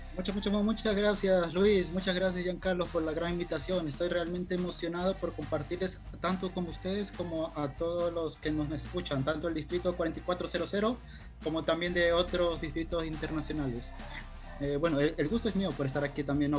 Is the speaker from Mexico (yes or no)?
no; Machala, El Oro, Ecuador; also born or lived in Riobamba; soy oriundo de la provincia del Oro, eh, nací en Machala, acá estudié la primaria, la secundaria